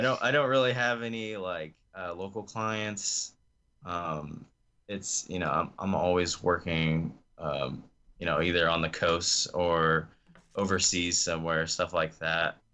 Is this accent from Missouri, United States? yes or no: yes; Osage Beach, Missouri, United States; moved away; also born or lived in North Carolina; I grew up in a place called Osage Beach, Missouri.